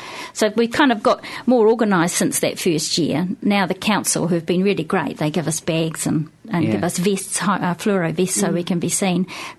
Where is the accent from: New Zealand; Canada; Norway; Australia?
New Zealand; Wellington; also born or lived in Taranaki; No, I grew up in Taranaki and Wellington. Yeah, my teenage years in Wellington. Lots of my early kind of adult years.